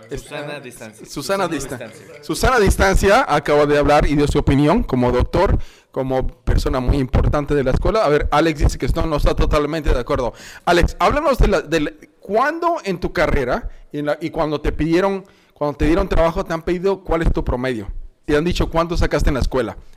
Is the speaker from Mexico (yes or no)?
yes; Mexico; O sea, como mexicanos estamos jodidos en el aspecto de que a los 17 años tienes que escoger qué hacer.